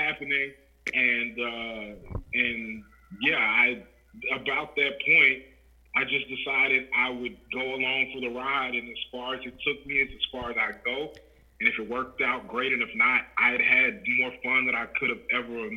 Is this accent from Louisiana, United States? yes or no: yes; Louisiana, United States; moved away as an adult; now in Des Moines, United States; I'm originally from Louisiana